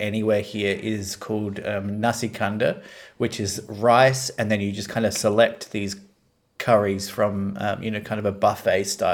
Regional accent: Australia; as an Australian

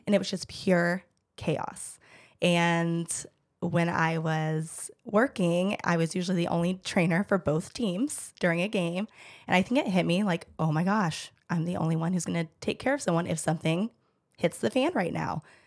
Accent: Georgia, United States; I am born and raised in Georgia

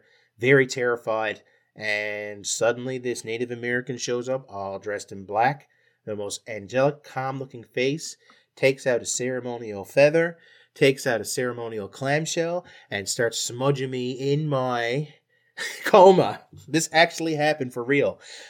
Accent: Ireland; He was as white and as Irish as you can get it. You can tell by my accent.

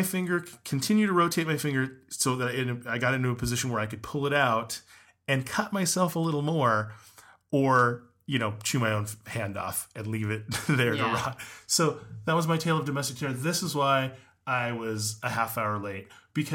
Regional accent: Las Vegas, Nevada, United States; when I grew up in Vegas

